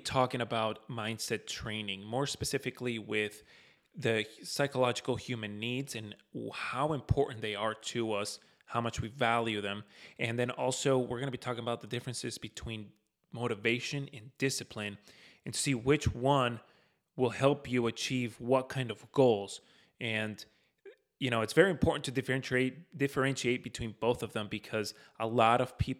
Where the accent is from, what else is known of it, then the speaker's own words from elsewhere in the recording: Florida, United States; You know, living and growing up in Florida, we haven't seen something like that in quite some time, especially in Florida.